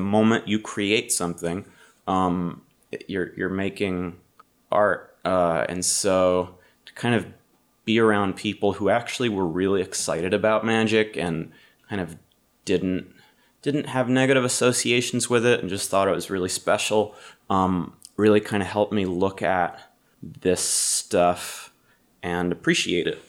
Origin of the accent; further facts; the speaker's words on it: Massachusetts, United States; I'm from Massachusetts